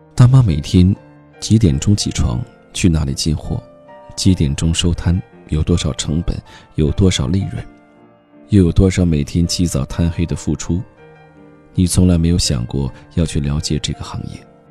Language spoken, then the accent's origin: Chinese; Heilongjiang, China; 我的家乡黑龙江